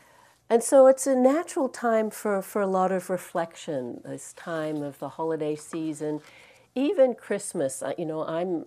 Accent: Australia; moved away; I'm actually Australian. I don't know if you can tell from my accent. I've been here and out of Australia a long time, so it's gotten mixed.

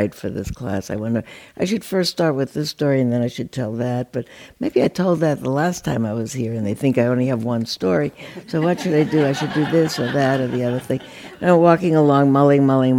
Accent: New York, United States; now in California, United States; I grew up in New York, and I've lived out here for 50 years, 60 years.

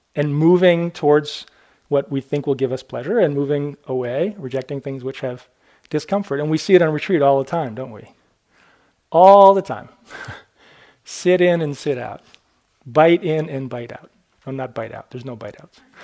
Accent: Maine, United States; I was born in Maine.

